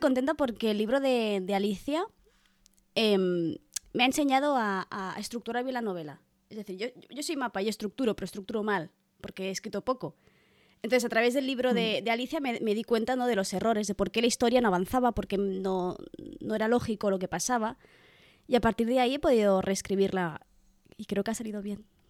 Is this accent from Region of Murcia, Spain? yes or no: no; Catalonia, Spain; Soy catalana